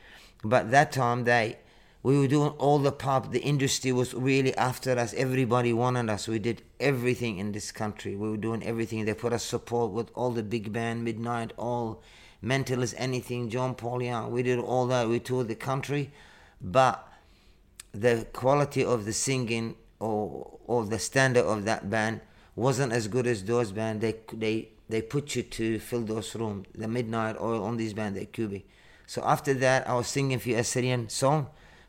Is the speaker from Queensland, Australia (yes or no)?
no; Northern Territory, Australia; moved away; After we come from Arnhem Land, so I went to start living in the city and start playing like percussion.